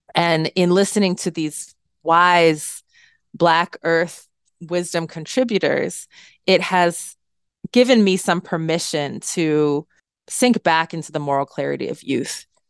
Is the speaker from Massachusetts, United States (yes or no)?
yes; central Massachusetts, United States; We grew up in this rural town in central Massachusetts as the only family of color